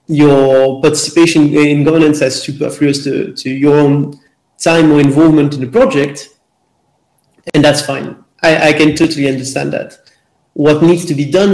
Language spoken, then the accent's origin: English; Belgium; I'm from Belgium